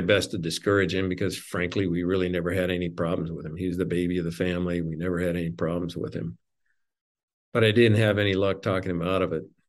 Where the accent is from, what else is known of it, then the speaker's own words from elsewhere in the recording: Montana, United States; moved away; I grew up in Montana